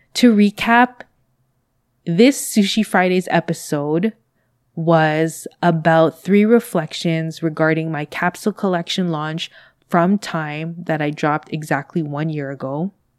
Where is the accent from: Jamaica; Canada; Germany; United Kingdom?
Canada; I am a Canadian based in Canada